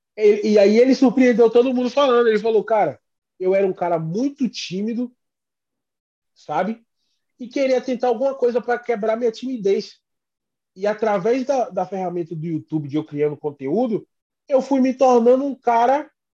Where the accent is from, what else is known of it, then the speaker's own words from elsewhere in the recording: Brazil; first language Portuguese; also born or lived in Boston, United States; now in United States; nós somos brasileiros, a gente é do Brasil.